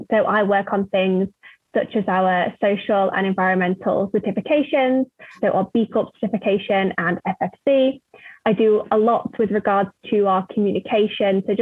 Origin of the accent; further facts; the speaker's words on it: China; now in West; So I came across bamboo-based tissue products in my home country, China, and at that time I didn't see anything like this in the West.